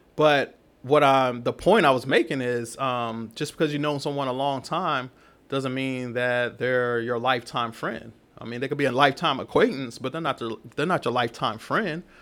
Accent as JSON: {"language": "English", "town": "Killeen", "region": "Texas", "country": "United States", "tie": "born or raised there", "also_born_or_lived": "Oakland, California", "moved": "as an adult", "said": "I'm from Killeen"}